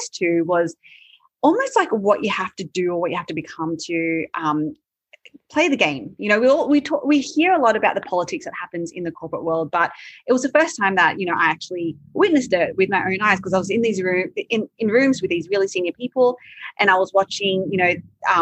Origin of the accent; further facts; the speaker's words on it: Sydney, New South Wales, Australia; also born or lived in Malaysia; I grew up in Sydney